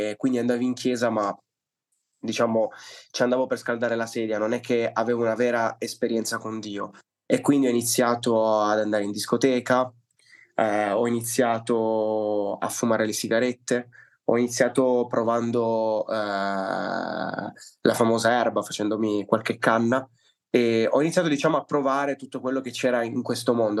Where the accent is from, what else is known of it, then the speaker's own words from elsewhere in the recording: Liguria, Italy; also born or lived in Palermo, Sicily; sono nato a Palermo, ma mio padre per questioni lavorative si è trasferito al nord, precisamente in Liguria. E quindi sono venuto su che ero bambino, avevo tre anni.